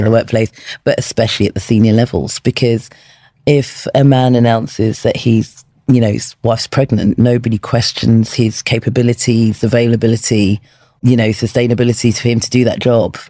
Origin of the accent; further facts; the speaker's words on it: London, United Kingdom; when I was 16 from Peckham